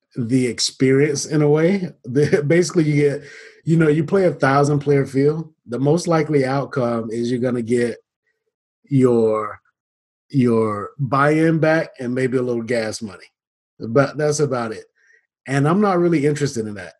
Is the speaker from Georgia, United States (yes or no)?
yes; Atlanta, Georgia, United States; moved away; I'm initially from Atlanta, originally from Atlanta